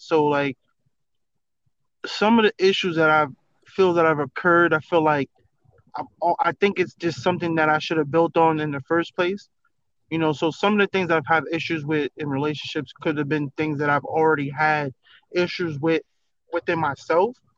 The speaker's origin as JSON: {"language": "English", "region": "New York", "country": "United States", "moved": "yes", "said": "I'm from New York, because I haven't lived in New York in a long time"}